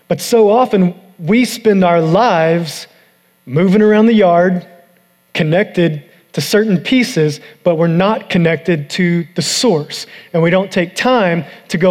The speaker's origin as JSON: {"language": "English", "country": "United States", "said": "I'm American"}